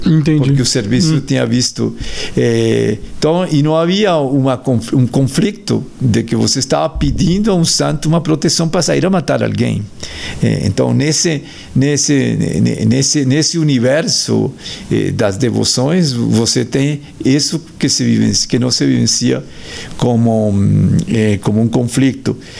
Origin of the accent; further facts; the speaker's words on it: Colombia; Portuguese is a second language; moved away; Eu sou colombiano